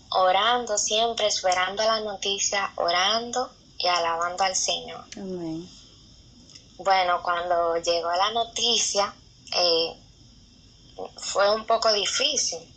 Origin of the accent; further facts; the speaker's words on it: San Pedro de Macorís, Dominican Republic; soy dominicana. eh, en la provincia de San Pedro de Macorís. Y nada, soy hija de Dios